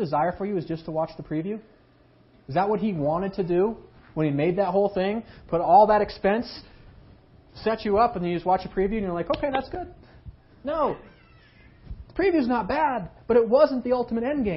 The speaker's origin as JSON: {"language": "English", "country": "United States", "said": "as an American citizen"}